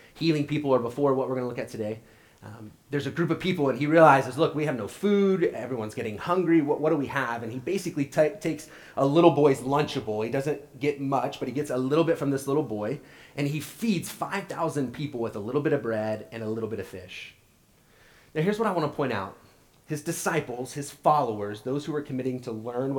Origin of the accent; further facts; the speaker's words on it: Oklahoma, United States; moved away; I'm from Oklahoma